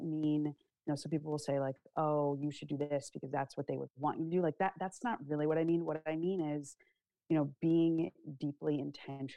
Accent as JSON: {"language": "English", "country": "United States", "said": "I'm an American. I am proud to be an American. I love my country"}